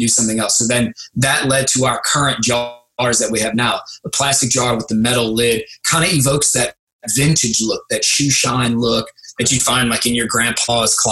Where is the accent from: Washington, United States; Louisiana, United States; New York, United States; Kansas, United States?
Louisiana, United States; St. Bernard; my hometown of St. Bernard, Louisiana